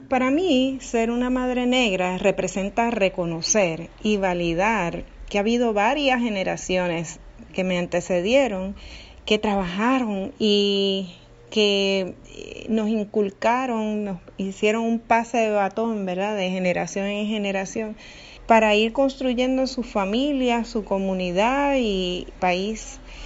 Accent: Puerto Rico; como madre, puertorriqueña, negra

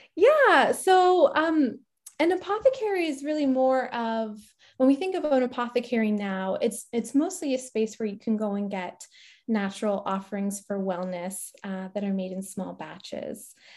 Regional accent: Barrie, Ontario, Canada; moved away as an adult; also born or lived in Ajax, Ontario / Petawawa, Ontario; now in Deep River, Canada; I was born in Ajax, and my mom and my brother and I moved to Barrie when I was in grade three

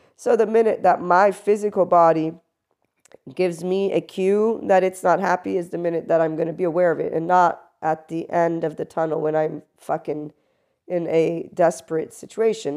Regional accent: United States; I am also an American

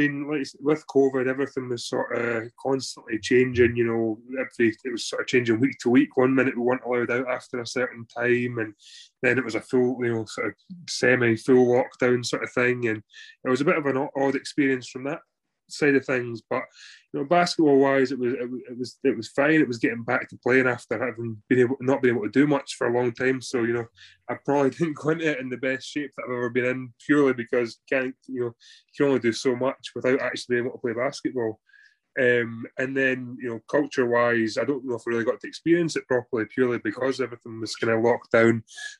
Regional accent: Falkirk, Scotland, United Kingdom; also born or lived in Leicester / France; I'm obviously from Falkirk, so pretty close to Glasgow. You know, so it's nice to be back living at home.

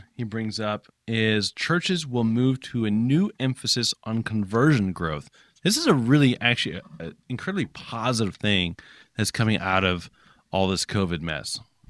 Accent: Japan; I grew up in Japan, and if you're church planting in Japan

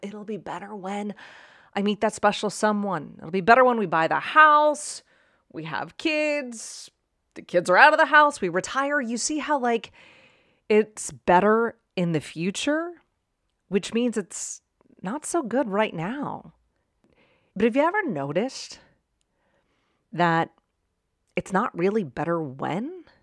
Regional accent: Pittsburgh, Pennsylvania, United States; now in Arizona, United States; I grew up in Pittsburgh

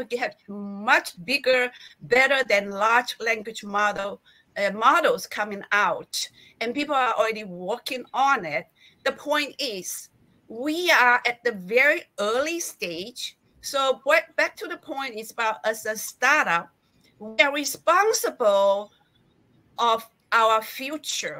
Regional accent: China; I was born in China.

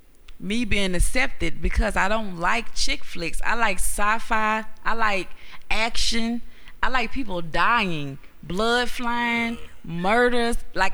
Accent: Houston, Texas, United States; I'm from Houston. It was shot in Houston. We don't talk like that.

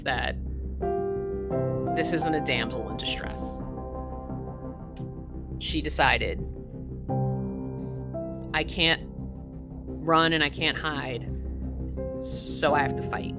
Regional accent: New York City, New York, United States; moved away; also born or lived in the mountains; For a good portion of my life, I grew up in New York City, and then I moved to like the mountains where we kind of got snowed in a lot.

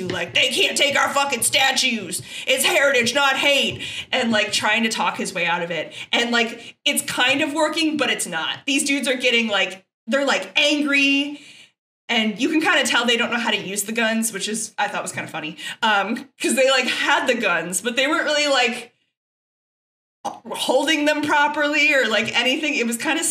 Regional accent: Texas, United States; I was raised by people from Chicago and I'm from Texas, which is very different from the South

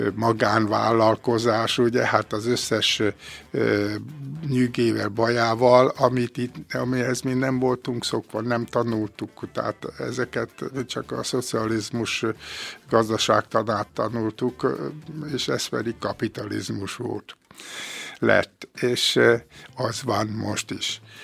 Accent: Békés, Hungary; Én egy kis közösségbe születtem, Békésen, Rosszárdőn, faluhelyen, és ott jártam iskolába

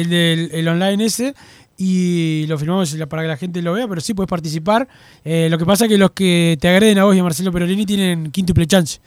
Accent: Montevideo, Uruguay; yo soy de Lezica

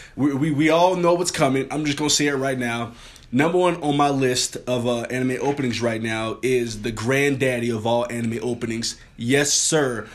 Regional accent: New Orleans, Louisiana, United States; I'm from New Orleans

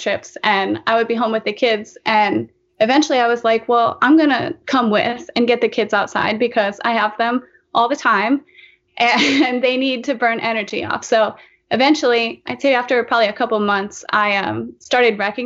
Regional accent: Lancaster, Pennsylvania, United States; I'm from Lancaster, Pennsylvania.

